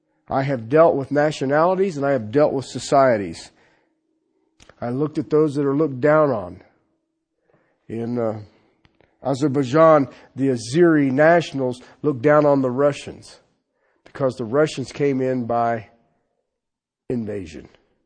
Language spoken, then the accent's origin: English; Colorado, United States; But when I would go into these places, I was treated as an outsider. You knew it. Where are you from? What part of Colorado?